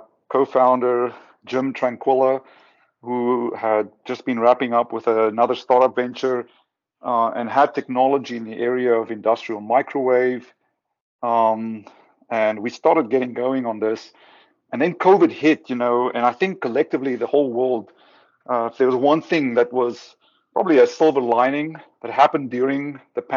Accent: South Africa; moved away; I'm from South Africa originally.

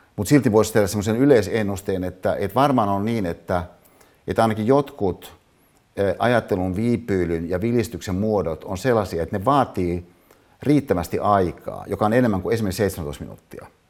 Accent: Hyvinkää, Uusimaa, Finland; moved away; Hyvinkäälle, mistä mä siis kotoisin, äiteni katsomaan

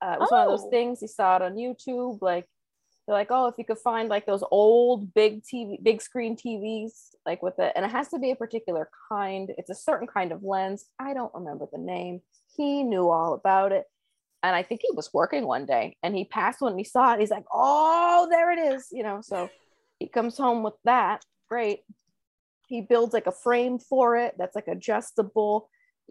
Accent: Northeast Pennsylvania, United States; I'm from Northeast Pennsylvania. So then we were allowed to like walk down to the creek and the coal banks

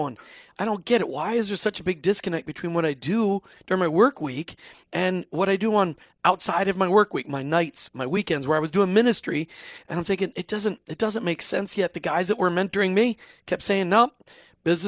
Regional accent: Minnesota, United States; I grew up in Minnesota.

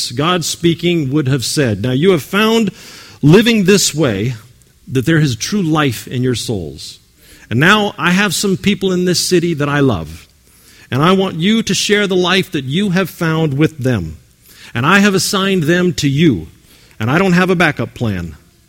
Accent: California, United States; I came from California to start a spiritual community about 12 years ago

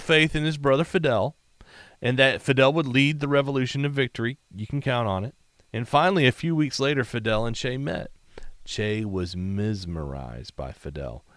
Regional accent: South Georgia, United States; Where I grew up in South Georgia, there was a few cane fields.

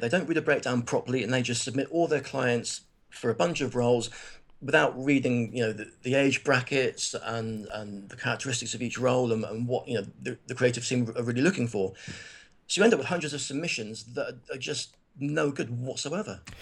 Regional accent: Plymouth, South West England, United Kingdom; I'm from Plymouth, which is a, you know, primarily a naval town.

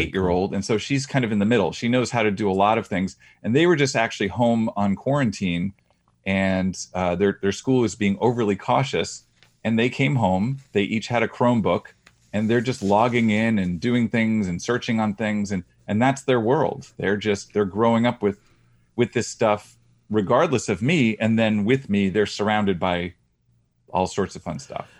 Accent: Boston, Massachusetts, United States; I'm from the Boston area

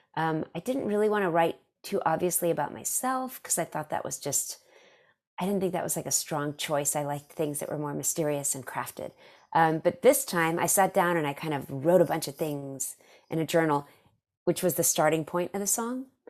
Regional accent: Dallas, Texas, United States; I'm from Dallas

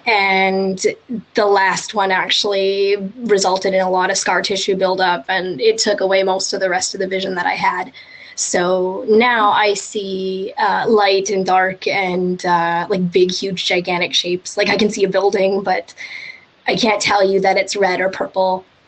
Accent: just outside of Vancouver, British Columbia, Canada; I'm I'm Canadian. I was born and raised in uh, in uh, just outside of Vancouver

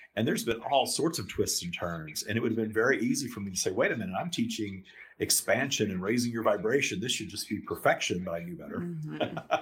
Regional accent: the South, United States; I grew up in the South uh, in in sort of a religious uh, scenario

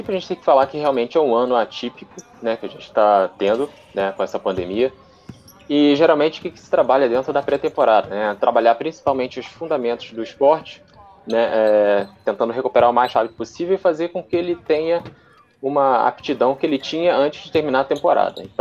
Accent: Rio de Janeiro, Brazil; moved away as an adult; now in São Paulo, Brazil; Eu, eu vim do Rio, estou morando aqui em São Paulo há uns cinco meses.

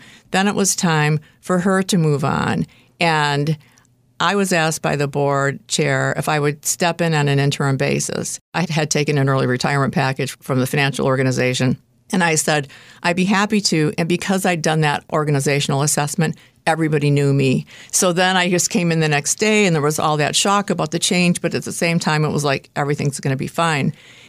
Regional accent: Detroit, Michigan, United States; moved away as an adult; I moved here about 36 years ago to take a job. I moved from the Detroit area. I didn't know anyone here except the people I was about to work with. I was from the Midwest.

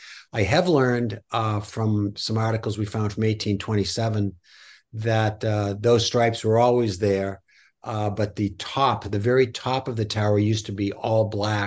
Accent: Portland, Maine, United States; I grew up in the Portland area in the '60s, and there were some great rock and roll concerts.

